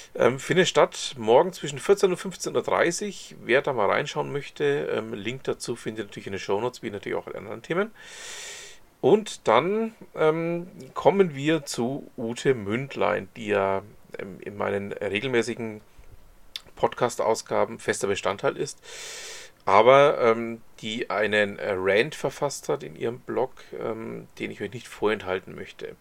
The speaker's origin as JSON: {"language": "German", "area": "Franconia", "region": "Bavaria", "country": "Germany", "said": "ich bin ja selber großer Dialektfan ähm, als Franke"}